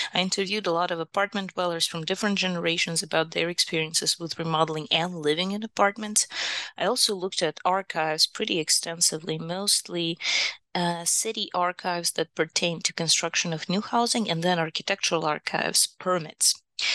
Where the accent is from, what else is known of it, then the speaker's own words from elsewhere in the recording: Kyiv, Ukraine; English is a second language; now in United States; I'm from Kyiv, Ukraine, and my earliest architecture education is actually from Ukraine.